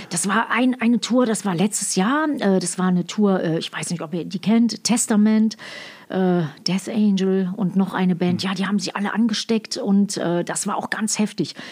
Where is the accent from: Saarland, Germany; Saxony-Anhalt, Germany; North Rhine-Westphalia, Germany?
North Rhine-Westphalia, Germany; Ruhr area; moved away as an adult; also born or lived in United States; ich bin im Ruhr Ruhrpott aufgewachsen, also mit meinem Vater